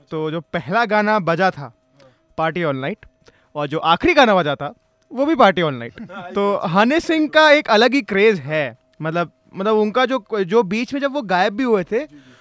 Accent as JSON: {"language": "Hindi", "region": "Punjab", "country": "India", "said": "मैं तो खुद पंजाब से हूँ"}